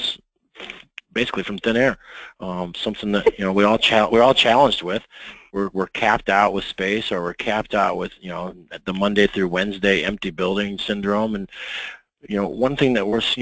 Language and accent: English; Midwest, United States; I'm from the Midwest